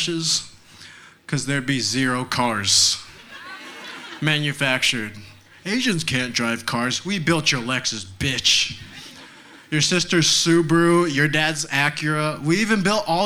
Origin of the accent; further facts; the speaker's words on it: Texas, United States; I grew up here in Texas